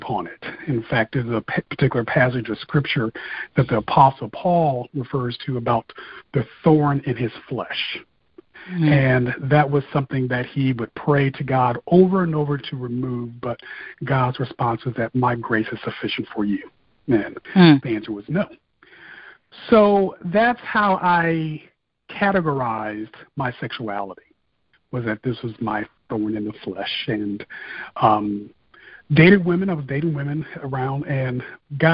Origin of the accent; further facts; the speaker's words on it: Fort Wayne, Indiana, United States; moved away as an adult; also born or lived in Bloomington, Indiana; now in Detroit, United States; when I returned home to Fort Wayne